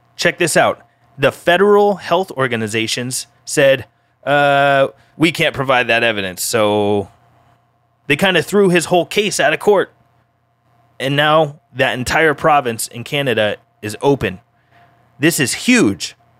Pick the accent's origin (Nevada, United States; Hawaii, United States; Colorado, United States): Colorado, United States; my home state, Colorado